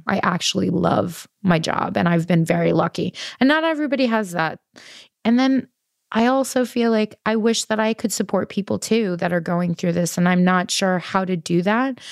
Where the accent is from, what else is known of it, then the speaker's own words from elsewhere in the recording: New York City, New York, United States; I'm from Queens and I'm Colombian